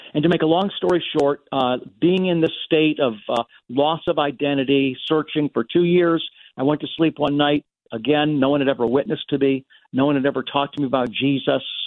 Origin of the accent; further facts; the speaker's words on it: United States; as an American